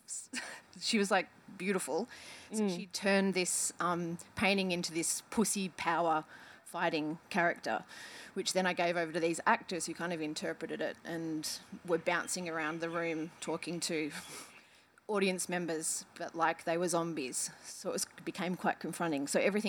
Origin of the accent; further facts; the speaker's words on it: Coburg, Victoria, Australia; I grew up in Coburg.